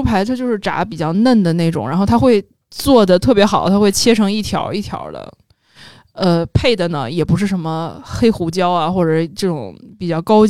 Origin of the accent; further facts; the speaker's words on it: northern China, China; 我我作为一个北方人，真的被南方烧麦伤害过，在那个上海的食堂。